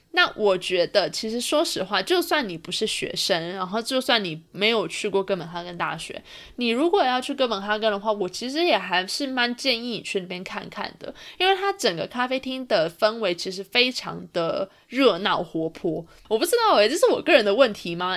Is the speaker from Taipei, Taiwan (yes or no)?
yes; Taipei, Taiwan; moved away as an adult; now in Toronto, Canada; 我从小住在台北嘛，然后后来我又搬来了多伦多工作，所以一直都是处在于一个比较，嗯，大城市的一个环境里面